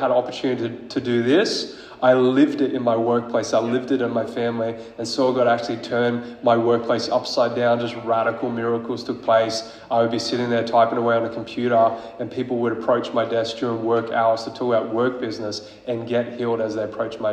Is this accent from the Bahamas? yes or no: no; Queensland, Australia; I'm from Queensland